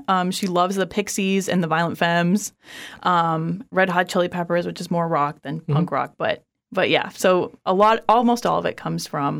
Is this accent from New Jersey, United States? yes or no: no; Orlando, Florida, United States; born there; But I was born in Orlando.